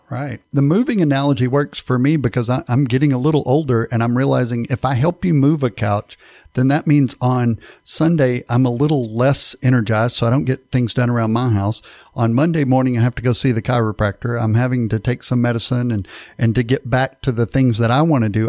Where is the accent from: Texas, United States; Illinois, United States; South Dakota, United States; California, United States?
Texas, United States; East; I'm from East Texas